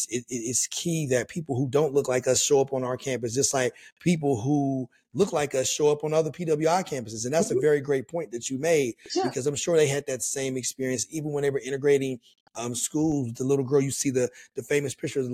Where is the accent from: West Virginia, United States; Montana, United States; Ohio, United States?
West Virginia, United States; moved away as an adult; now in New York metropolitan area, United States; growing up in West Virginia.